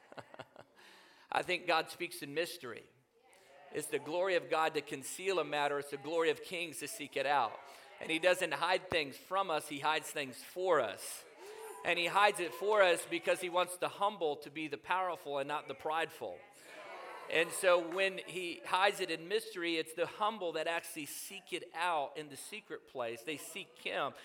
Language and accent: English; Newport News, Virginia, United States; I grew up in Newport News, Virginia